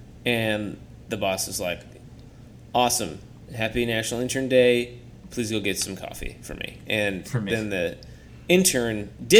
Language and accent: English; Tennessee, United States; born there; I was born in Tennessee